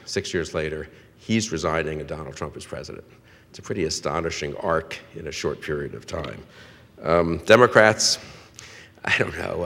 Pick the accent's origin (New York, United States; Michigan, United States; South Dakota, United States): New York, United States; New York City; also born or lived in Cambridge, Massachusetts; now in Washington, United States; I grew up in New York, first of all, on the west side of New York